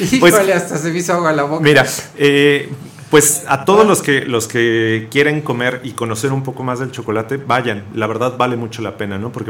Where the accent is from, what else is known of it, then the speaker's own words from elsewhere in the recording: Mexico; es una parte muy importante de, nuestra cultura, ¿no? Como mexicanos.